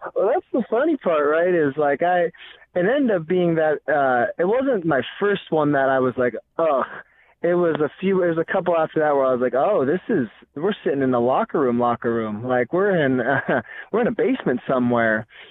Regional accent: Seattle, Washington, United States; moved away as an adult; also born or lived in San Luis Obispo, California / Canada; I'm originally from Seattle, North Bend area.

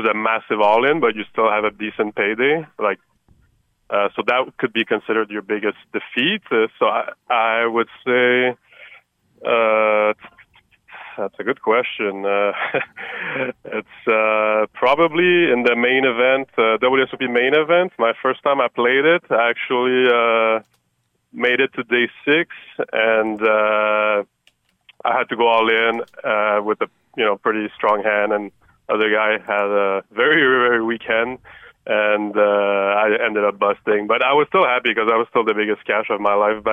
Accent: Montreal, Quebec, Canada; now in Las Vegas, United States; I'm from Montreal

